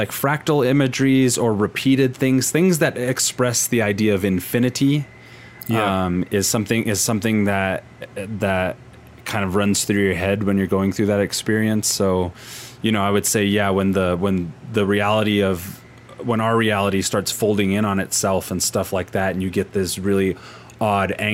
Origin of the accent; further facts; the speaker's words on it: the South, United States; Yeah, and, I think and I'm from the Bible Belt.